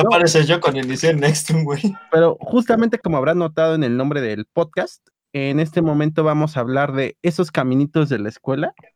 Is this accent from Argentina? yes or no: no; Mexico City, Mexico; como buen defeño que soy